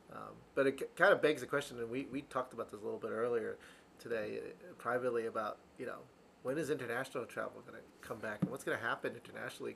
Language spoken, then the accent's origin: English; East Coast, United States; I'm from the East Coast.